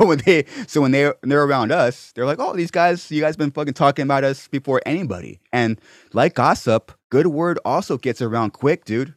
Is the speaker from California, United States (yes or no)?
yes; Corona, California, United States; also born or lived in Venice Beach; I was born and raised in Corona